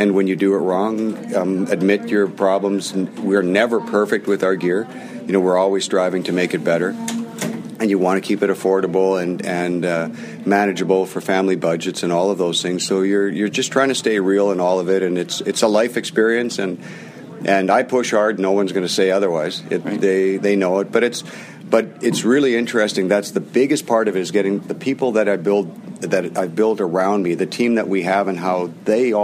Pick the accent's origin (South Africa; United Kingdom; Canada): Canada